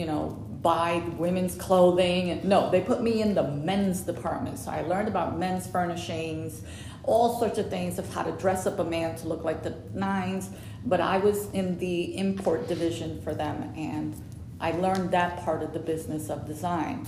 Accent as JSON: {"language": "English", "town": "New York City", "region": "New York", "country": "United States", "also_born_or_lived": "Puerto Rico", "moved": "as an adult", "lives_now": "Polk County, United States", "said": "I'm from the 175th Street and Prospect Avenue, I'm Puerto Rican"}